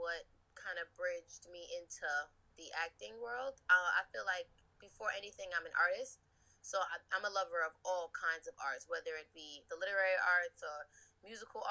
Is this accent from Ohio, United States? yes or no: no; New York, United States; that's like right where my heart is, being a New Yorker